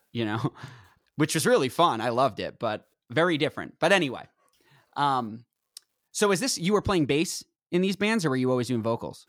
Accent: Northeast, United States; I'm from the Northeast

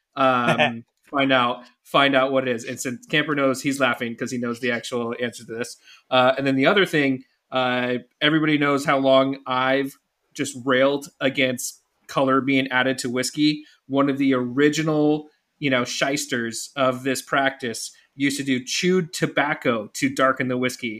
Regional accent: California, United States; as a Californian

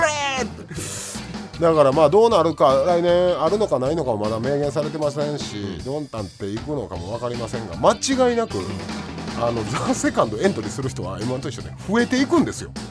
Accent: Osaka, Japan; 僕ら大阪出身のもの

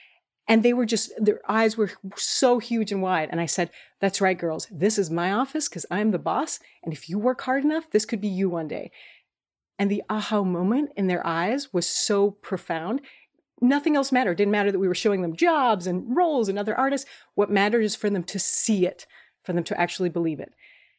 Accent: Ecuador; also born or lived in Chile; I am a Latina from Ecuador and Chile

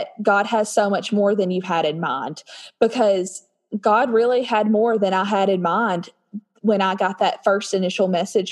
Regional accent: Nashville, Tennessee, United States; I'm from Tennessee near the Nashville area

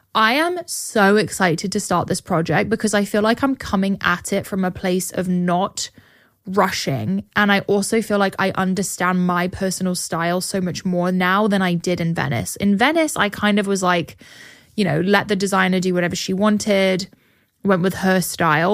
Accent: England, United Kingdom; now in Austin, United States; my school that I grew up going to in England

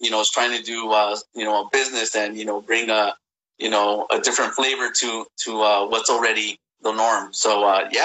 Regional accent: East Los Angeles, California, United States; I grew up in East

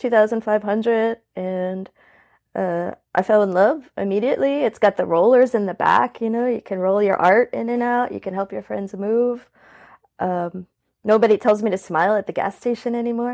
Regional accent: New Orleans, Louisiana, United States; I was born in 1984 in New Orleans. I'm seventh generation New Orleanian. I come from a pretty spooky background. I grew up in a haunted house in the French Quarter

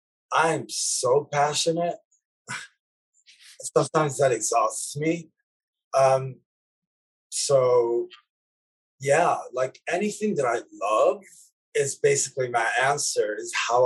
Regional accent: Lebanon; Yeah, because music saved my life in a way, as a child growing up in Lebanon.

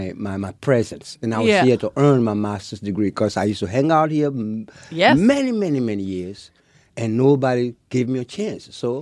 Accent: Seattle, Washington, United States; Right, I'm from Seattle. So, but anyway, I started from Seattle.

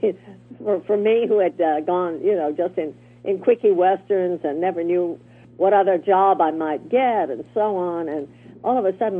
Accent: the South, United States; accent: Southern; I could use my Southern accent, which was nice, which I worked so hard to get rid of.

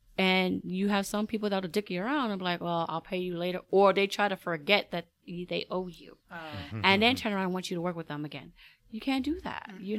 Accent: New York, United States; I grew up. I'm New Yorker.

